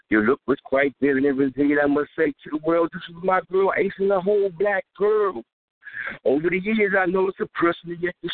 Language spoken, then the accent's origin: English; Washington, District of Columbia, United States; I'm from the District